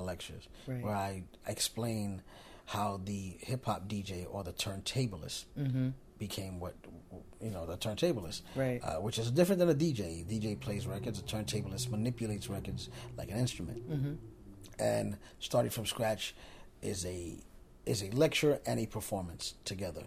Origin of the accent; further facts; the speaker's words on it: New York City, New York, United States; moved away; also born or lived in Long Island; I'm from the Bronx originally before I moved to Long Island